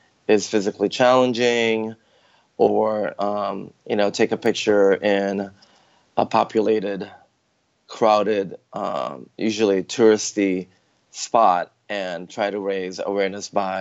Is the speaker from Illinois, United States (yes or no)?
yes; Chicago, Illinois, United States; moved away as an adult; also born or lived in Philippines; now in San Francisco, United States; my family moved to Chicago, actually, when I was 11. And so I technically grew up in Chicago